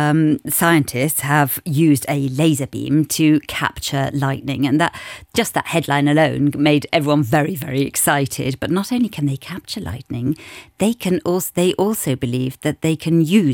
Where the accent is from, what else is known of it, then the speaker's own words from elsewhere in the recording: United Kingdom; now in Luxembourg; being British